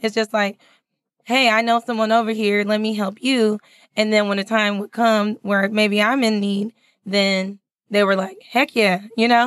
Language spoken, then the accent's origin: English; California, United States; moved away as an adult; also born or lived in San Francisco Bay Area; now in Texas, United States; I'm not from Texas. I'm from California.